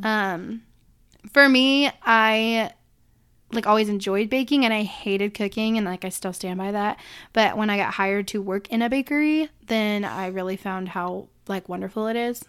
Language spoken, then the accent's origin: English; Illinois, United States; I was born in Illinois